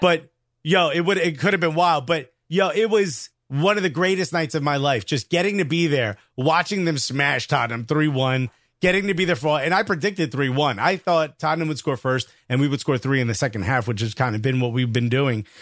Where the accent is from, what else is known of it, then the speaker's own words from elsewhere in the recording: New York, United States; I'm from New York.